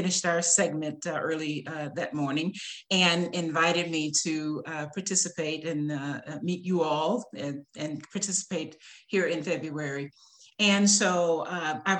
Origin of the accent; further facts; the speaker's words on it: Jackson, Tennessee, United States; moved away as an adult; now in Vicksburg, United States; moved from Tennessee, which is my hometown, Jackson, Tennessee, to Vicksburg, Mississippi